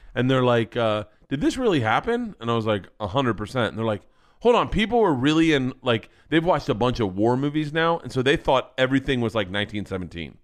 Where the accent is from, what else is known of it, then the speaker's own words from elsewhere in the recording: Florida, United States; growing up in Florida